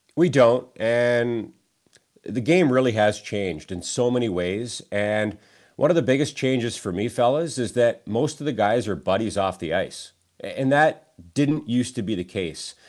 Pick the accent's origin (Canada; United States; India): Canada; Niagara region, Ontario; I'm from the Niagara region